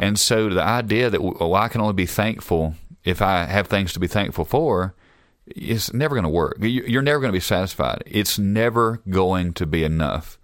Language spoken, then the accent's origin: English; Alabama, United States; now in Utah, United States; I'm from Alabama, if, in case y'all didn't know, I wasn't from here